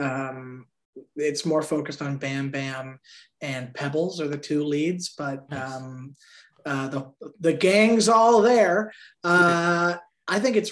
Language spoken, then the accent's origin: English; Thornhill, Ontario, Canada; moved away; also born or lived in Toronto; I was born in Toronto. I grew up in Thornhill, which is suburbia